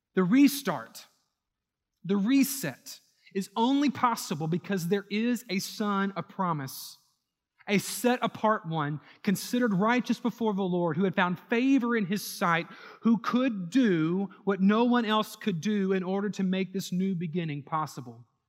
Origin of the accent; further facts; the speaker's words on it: New Orleans, Louisiana, United States; also born or lived in Houston; New Orleans, my hometown